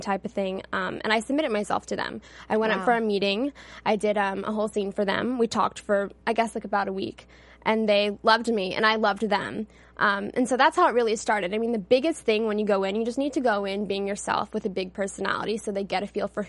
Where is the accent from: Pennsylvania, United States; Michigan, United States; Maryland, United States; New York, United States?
Pennsylvania, United States; Philadelphia; now in Los Angeles, United States; I grew up in Philly